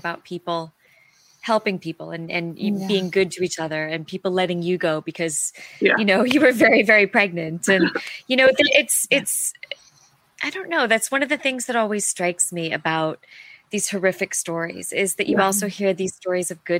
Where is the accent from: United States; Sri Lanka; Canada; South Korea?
United States; accent: American; my American accent